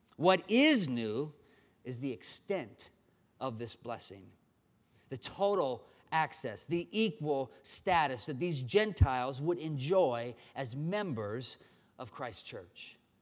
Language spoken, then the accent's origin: English; Dubuque, Iowa, United States; moved away; was born and raised in Dubuque